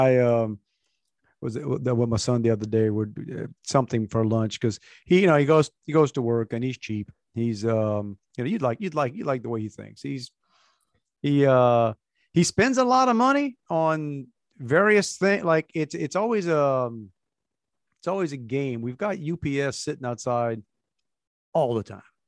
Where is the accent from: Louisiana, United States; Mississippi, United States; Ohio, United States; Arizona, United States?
Louisiana, United States; Cajun; we're Cajun, we call it lunch meat